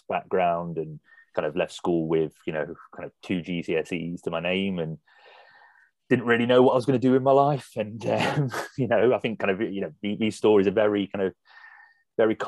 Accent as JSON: {"language": "English", "town": "Nottingham", "region": "East Midlands", "country": "United Kingdom", "moved": "yes", "lives_now": "Birmingham, United Kingdom", "said": "I'm an adopted Brummie, by the way, I'm from Nottingham originally."}